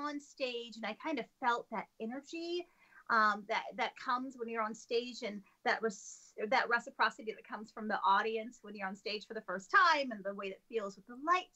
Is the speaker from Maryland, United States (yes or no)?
no; Lansing, Michigan, United States; I grew up in Lansing, Michigan, the capital. We Michiganders